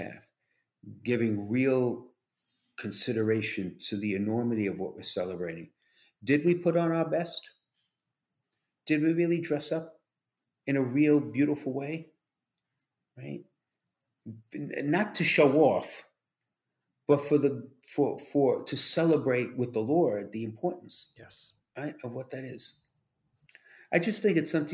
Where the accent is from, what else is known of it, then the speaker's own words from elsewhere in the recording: New York City, New York, United States; moved away; Being a New Yorker, former New Yorker